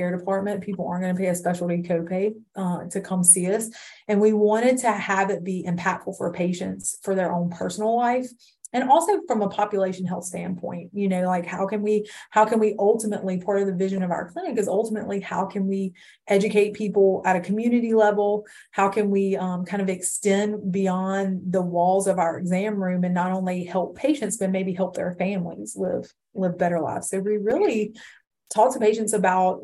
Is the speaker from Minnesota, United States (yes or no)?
no; Livingston, Louisiana, United States; I grew up in Livingston, went to college in Hammond